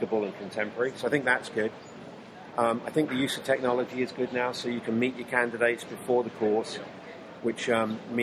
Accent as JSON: {"language": "English", "region": "England", "country": "United Kingdom", "tie": "born or raised there", "also_born_or_lived": "Wisconsin, United States", "moved": "as an adult", "lives_now": "United States", "said": "anybody from my home country of England, played soccer from the age of four up"}